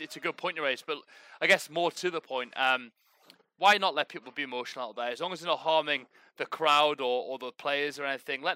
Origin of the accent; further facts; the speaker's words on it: England, United Kingdom; as an Englishman